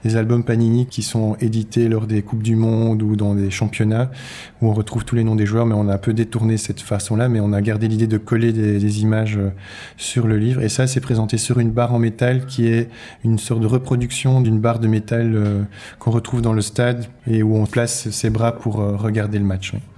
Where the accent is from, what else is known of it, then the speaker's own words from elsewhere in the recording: Brussels, Brussels-Capital Region, Belgium; je viens de Bruxelles